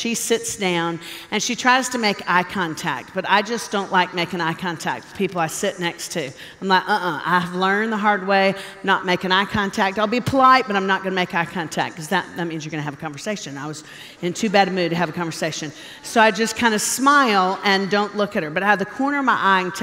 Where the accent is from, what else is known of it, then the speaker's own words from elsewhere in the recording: Nashville, Tennessee, United States; Nashville. That's where I'm from